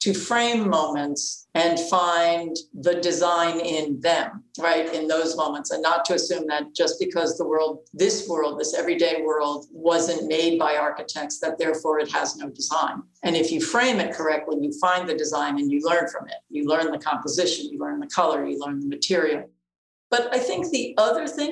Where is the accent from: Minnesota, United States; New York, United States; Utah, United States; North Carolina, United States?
New York, United States; New York City; I grew up in Queens